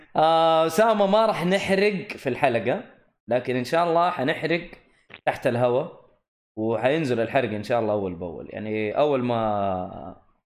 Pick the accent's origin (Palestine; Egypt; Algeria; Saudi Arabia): Saudi Arabia; عندنا في الجنوب في منطقه اسمها خميس مشيط